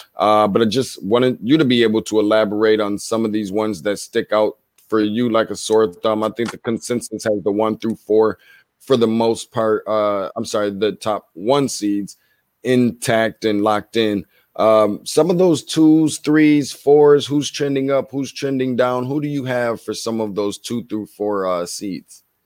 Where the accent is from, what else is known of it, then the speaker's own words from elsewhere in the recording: Michigan, United States; my home state